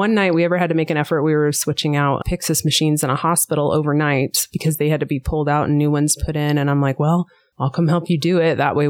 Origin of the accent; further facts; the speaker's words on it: Western Kansas, United States; now in Johnson County, Kansas, United States; I grew up in Western Kansas and I was raised all over. So we moved around a bit.